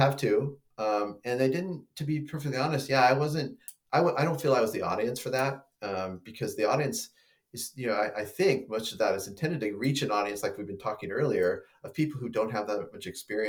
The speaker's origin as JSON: {"language": "English", "town": "San Luis Obispo", "region": "California", "country": "United States", "tie": "born or raised there", "lives_now": "Monterey, United States", "said": "I grew up down outside of San Luis Obispo"}